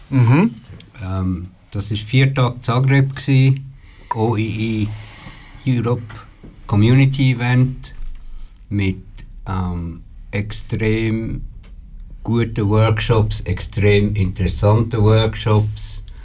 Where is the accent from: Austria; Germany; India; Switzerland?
Switzerland; du hast als Schweizer einfach immer müssen erklären, geht bei uns auch, aber einfach zehn Jahre länger als bei euch.